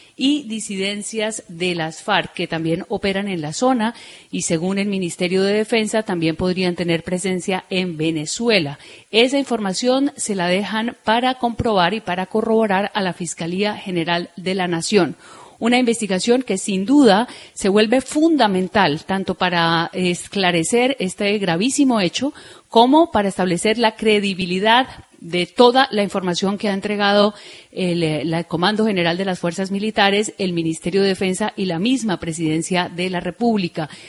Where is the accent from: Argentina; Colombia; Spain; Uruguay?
Colombia; nosotros, que somos los colombianos